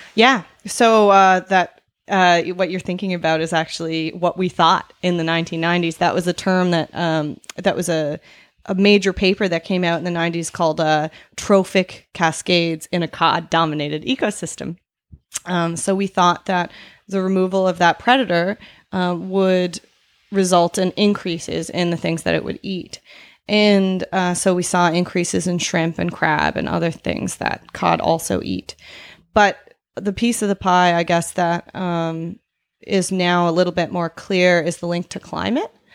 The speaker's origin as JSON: {"language": "English", "area": "Cape Breton", "region": "Nova Scotia", "country": "Canada", "tie": "born or raised there", "said": "I am not from Newfoundland. I was, um, born in Cape Breton"}